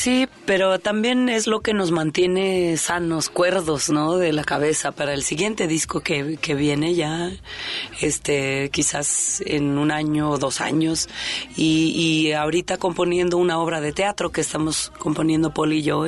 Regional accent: Mexico; por qué somos mexicanos

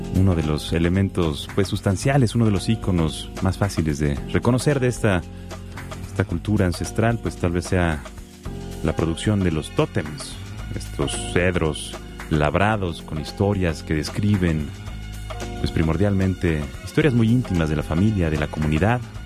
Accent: Mexico; siendo mexicano

